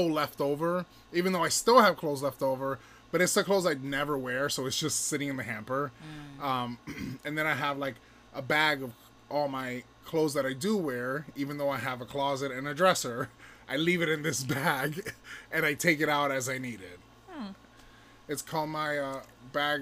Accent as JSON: {"language": "English", "town": "Miami", "region": "Florida", "country": "United States", "tie": "born or raised there", "moved": "yes", "said": "I'm from Miami, so I didn't grow up wearing pants and sweaters and scarves"}